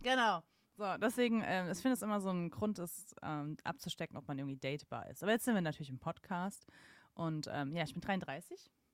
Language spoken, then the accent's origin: German; Mannheim, Baden-Württemberg, Germany; moved away; ich bin ja aufgewachsen in Mannheim und Familie wohnt am Bodensee